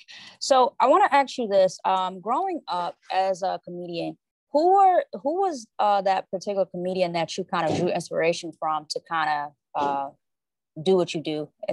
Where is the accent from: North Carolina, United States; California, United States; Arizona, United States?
North Carolina, United States; Charlotte; I'm from Charlotte, North Carolina. I reside in Charlotte, North Carolina right now.